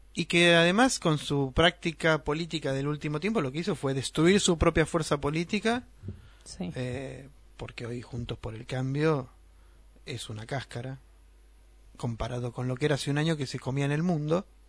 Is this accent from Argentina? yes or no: yes; Argentina; una tradición que tenemos los argentinos